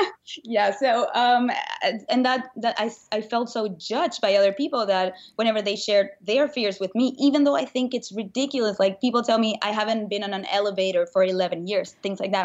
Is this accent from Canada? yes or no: no; Venezuela; moved away as an adult; now in United States; I grew up in Venezuela, and when I was nineteen